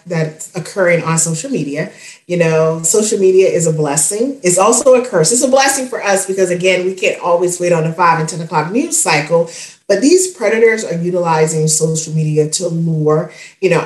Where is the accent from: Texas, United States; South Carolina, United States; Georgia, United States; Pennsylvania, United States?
South Carolina, United States; Spartanburg; my hometown of Spartanburg, South Carolina